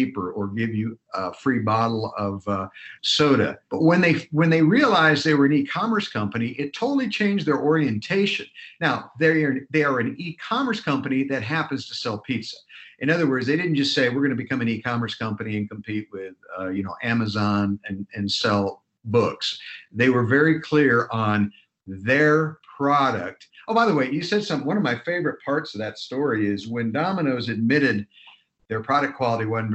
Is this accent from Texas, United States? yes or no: no; Ohio, United States; I grew up in Ohio